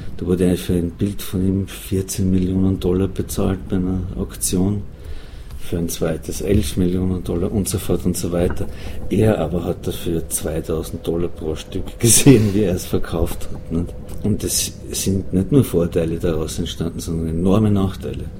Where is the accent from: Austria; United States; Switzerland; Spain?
Austria; Schwanberg, Styria; moved away; in meiner Heimat, in meinem Heimatdorf in Schwanberg